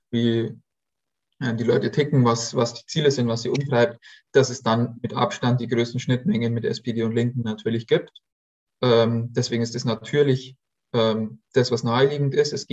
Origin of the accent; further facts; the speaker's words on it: Bavaria, Germany; Also ne, ich komme ja aus Bayern